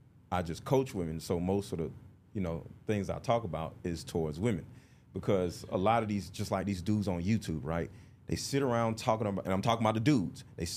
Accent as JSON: {"language": "English", "town": "Detroit", "region": "Michigan", "country": "United States", "tie": "born or raised there", "said": "I can understand what you're saying, because I was raised in Detroit. It was the same way."}